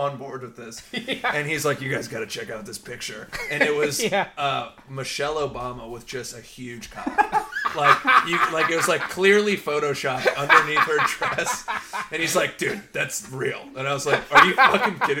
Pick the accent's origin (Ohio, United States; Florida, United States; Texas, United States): Florida, United States; South; moved away as an adult; also born or lived in South Carolina / Chicago / Europe; now in Seattle, United States; I grew up in Florida and then went to college in South Carolina